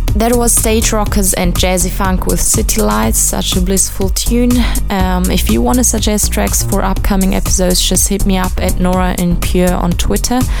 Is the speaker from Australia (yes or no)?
no; Switzerland; Lugano in my home country of Switzerland